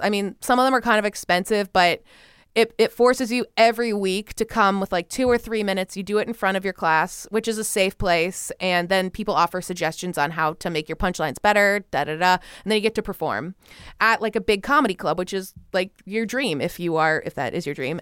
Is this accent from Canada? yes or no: yes; Canada; in Canada, my home country